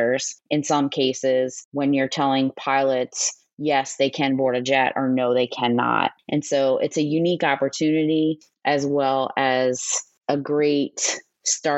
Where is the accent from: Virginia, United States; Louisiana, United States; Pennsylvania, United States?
Louisiana, United States; New Orleans; moved away as an adult; also born or lived in Mountain Home Air Force Base, Idaho; I was born and raised in New Orleans, Louisiana.